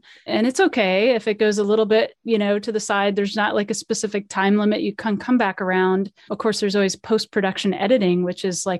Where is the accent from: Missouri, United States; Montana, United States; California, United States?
California, United States; born there; I was born in, you know, I was born in California.